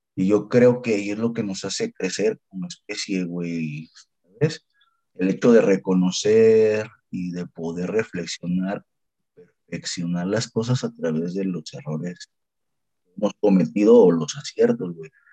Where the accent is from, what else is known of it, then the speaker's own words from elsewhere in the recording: Mexico; aquí como mexicanos